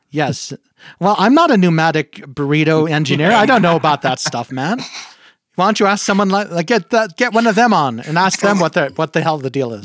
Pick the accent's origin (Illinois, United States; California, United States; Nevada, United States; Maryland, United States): Nevada, United States; Reno; also born or lived in New Mexico; I grew up in Reno and I went to school here